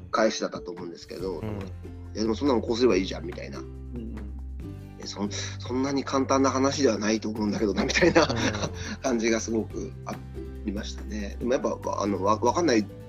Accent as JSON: {"language": "Japanese", "region": "Saitama", "country": "Japan", "tie": "born or raised there", "said": "僕、埼玉ですけど"}